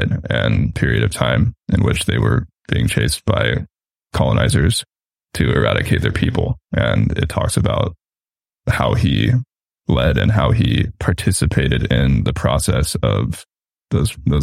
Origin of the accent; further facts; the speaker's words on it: California, United States; I grew up in California, and this is Native American indigenous land that we're on